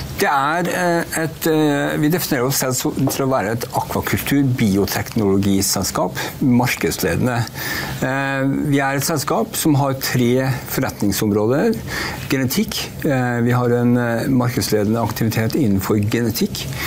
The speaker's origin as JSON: {"language": "Norwegian", "country": "Norway", "said": "som du hører så er jeg norsk"}